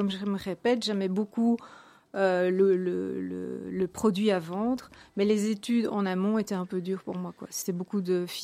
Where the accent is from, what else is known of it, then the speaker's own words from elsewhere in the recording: Ixelles, Brussels-Capital Region, Belgium; born there; Oui, je suis né à Bruxelles, je suis né à, Ixelles. Et bon, voilà, j'ai en fait habité jusqu'à mes trois ans chaussée de Gand, donc là où se trouvait la société.